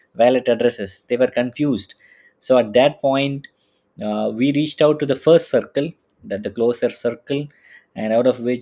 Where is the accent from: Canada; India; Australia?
India; now in Munich, Germany; I'm a Indian living in Munich